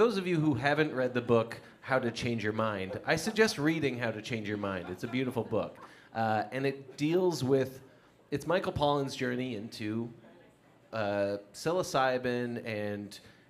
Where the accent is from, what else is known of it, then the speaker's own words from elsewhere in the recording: Ontario, Canada; now in Nova Scotia, Canada; we both live here, and we're both from Ontario.